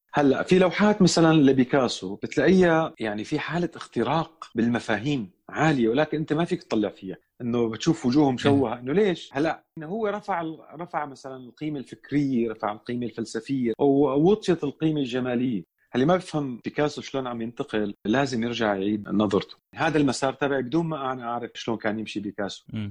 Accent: Damascus, Damascus Governorate, Syria; انا من دمشق اولا سوري أه ولدت بدمشق بحي بابتوما

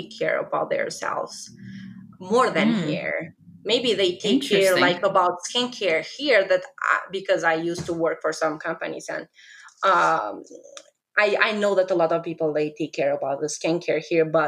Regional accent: Kosovo; English is a second language; moved away as an adult; now in United States; I am from Kosovo, but I am Albanian. So while I was living in Kosovo, I started my blog

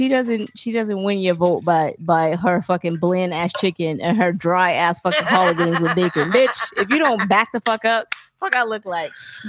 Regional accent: Alabama, United States; So I'm from Alabama.

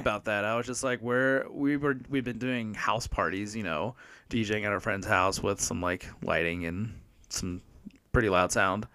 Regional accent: Maryland, United States; moved away as an adult; also born or lived in San Diego; now in Flagstaff, United States; I'm originally from Maryland, born and raised, and then I moved to San Diego in twenty twelve

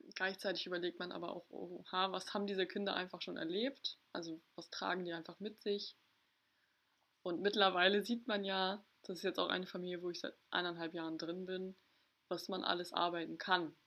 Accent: Ostholstein, Schleswig-Holstein, Germany; moved away as an adult; also born or lived in Hamburg; ich komme nicht gebürtig aus Hamburg, sondern aus Ostholstein

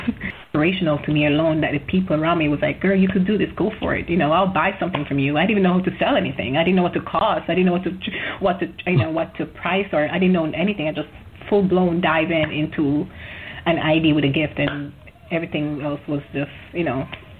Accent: Jamaica; But I'm from Jamaica, so I feel like getting an education is probably looks better, right?

